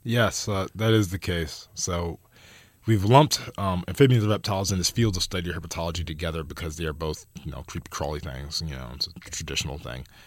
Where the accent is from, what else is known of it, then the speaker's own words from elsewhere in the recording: New Jersey, United States; now in California, United States; I come from Jersey